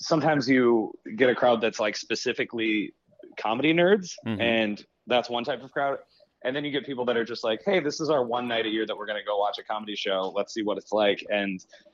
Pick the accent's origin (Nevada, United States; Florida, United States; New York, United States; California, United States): New York, United States; Buffalo; moved away as an adult; now in Chicago, United States; So I'm from Buffalo originally